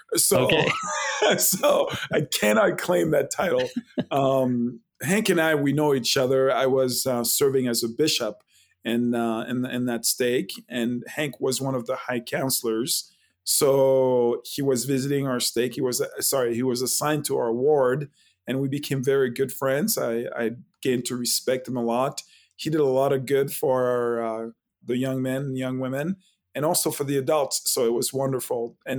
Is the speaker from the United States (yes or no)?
no; Haiti; born there; Correct. Yeah, I was born in Haiti, and it's actually a French name